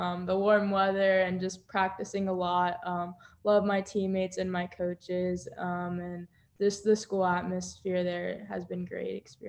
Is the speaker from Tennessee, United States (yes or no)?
no; Boca Raton, Florida, United States; also born or lived in Parkland, Florida; So I was born in Boca Raton, but I currently live in Parkland, Florida. So it's only like a 30-minute difference.